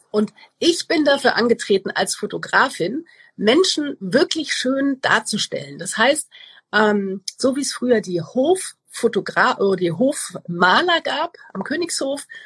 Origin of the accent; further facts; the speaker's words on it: Cologne, North Rhine-Westphalia, Germany; ich bin aus Köln